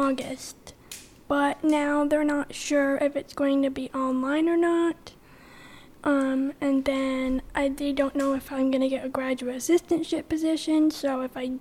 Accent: Morrisonville, New York, United States; I grew up in Morrisonville

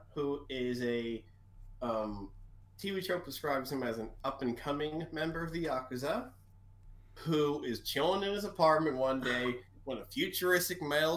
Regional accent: Maryland, United States; my home state of Maryland

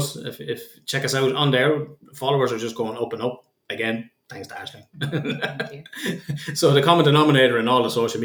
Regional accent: Kildare, Leinster, Ireland; I'm from Kildare, which is full of horses, and my father was a jockey

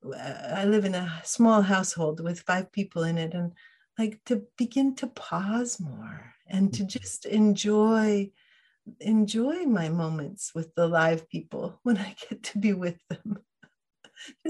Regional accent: Fairbanks, Alaska, United States; I grew up in Fairbanks, Alaska, in the middle of the state

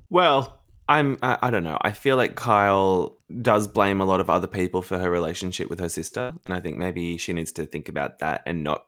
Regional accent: Australia; we're Australian

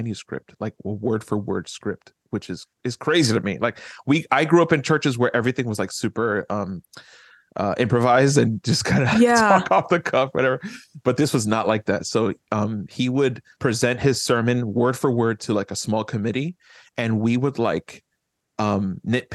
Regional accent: Jersey City, New Jersey, United States; I grew up in Jersey City, one of the most, and at many times in history, the most diverse city in the country.

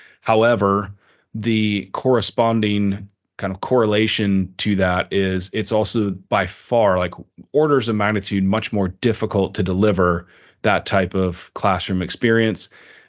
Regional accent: China; moved away as an adult; And I grew up in China. That's where I spent most of my life until I went to university.

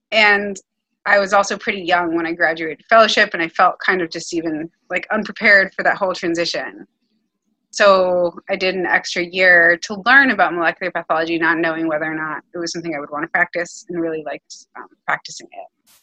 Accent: Miami, Florida, United States; moved away as an adult; now in New York City, United States; I've only lived in Miami and New York City

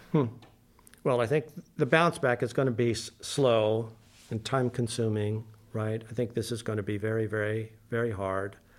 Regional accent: Lima, Peru; moved away; That's where I grew up in Lima.

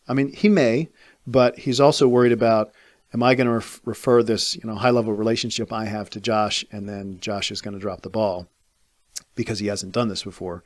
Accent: Fairfax, Virginia, United States; moved away as an adult; I grew up in Fairfax

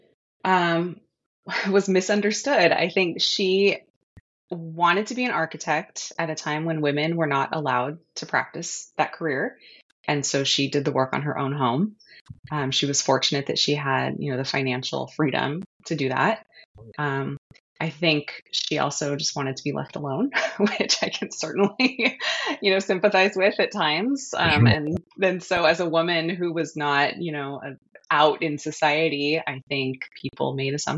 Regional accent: San Jose, California, United States; I was from San Jose

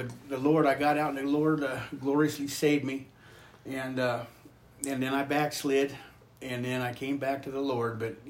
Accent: Northern California, United States; moved away as an adult; now in South Dakota, United States; I'm from Northern California and come from a praying family, or somewhat a praying family. My great-grandma and grandpa were good holiness people. My grandma was a good holiness people.

